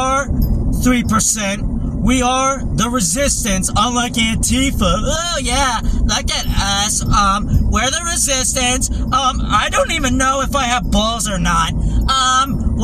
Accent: United States; I was born in America

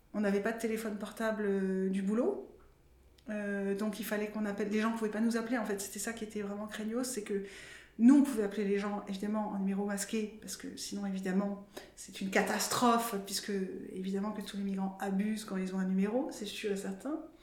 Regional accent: France; quand on est français et travailleur ou travailleuse sociale

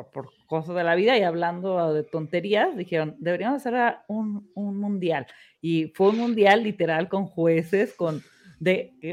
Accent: United States; A mí también me encanta el soccer. Y crecí en Estados Unidos, me interesa.

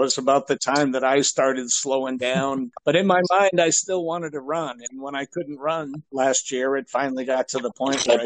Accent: Massachusetts, United States; moved away as an adult; also born or lived in Okinawa; I grew up in Massachusetts

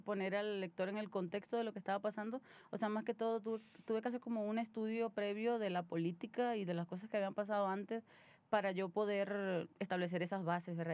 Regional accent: Venezuela; now in Monterrey, Mexico; soy una venezolana viviendo en Monterrey

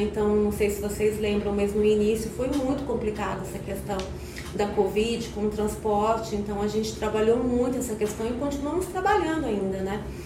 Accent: São Paulo, Brazil; moved away as an adult; now in Goiânia, Brazil; eu sou paulista, né? Mas goiana de coração, né? Eu já moro em Goiânia há 20 anos.

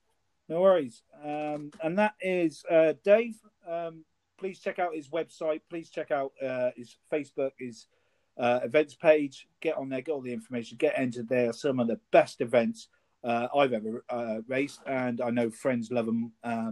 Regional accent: South West England, United Kingdom; I'm not a Cornishman by birth. I grew up in Cornwall, so I'm proud of my Welsh heritage. I'm also very proud of Cornwall where I'm from.

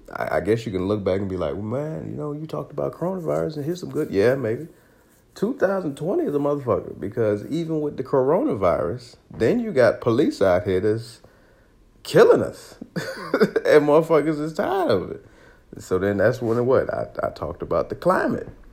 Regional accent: Aurora, Illinois, United States; I grew up in Aurora, Illinois

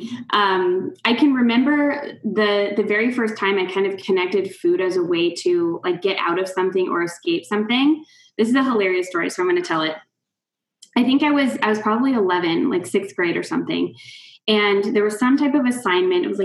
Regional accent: Wichita, Kansas, United States; moved away as an adult; now in Toronto, Canada; I am actually from Kansas, Wichita, Kansas. I'm like the quintessential Midwesterner.

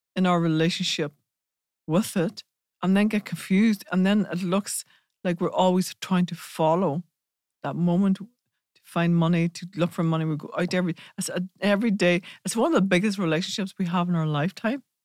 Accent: Ireland; we're from Ireland

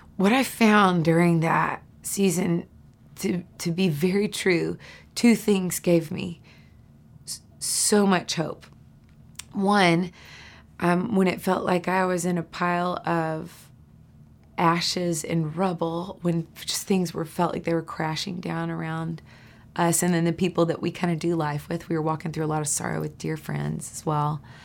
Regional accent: Nashville, Tennessee, United States; I grew up right here in Nashville, Tennessee

